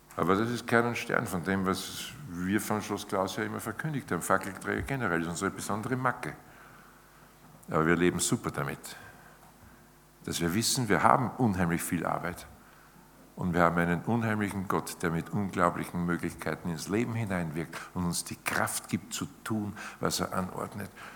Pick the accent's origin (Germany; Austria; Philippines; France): Austria; bei uns in Zeit im Bild